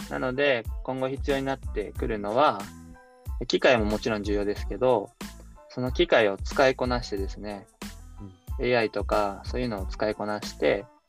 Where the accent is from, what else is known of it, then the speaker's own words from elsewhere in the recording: Osaka, Japan; moved away as an adult; now in Yatsugatake, Japan; 僕は大阪の天王寺っていうところ出身なんですけど